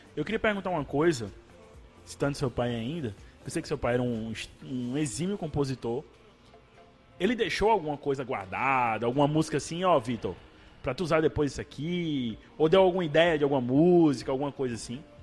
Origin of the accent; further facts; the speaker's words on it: Paraíba, Brazil; a gente como paraibano